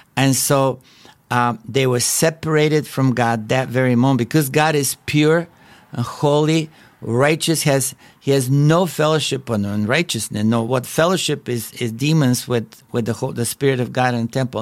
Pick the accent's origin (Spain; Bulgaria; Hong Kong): Bulgaria; English is a second language; moved away; as you can tell by my accent, I was not born in a free country. I was born in Bulgaria and that was communist country